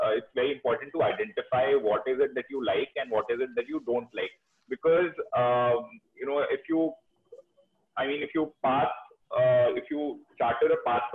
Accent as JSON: {"language": "English", "region": "Delhi", "country": "India", "said": "I'm from Delhi"}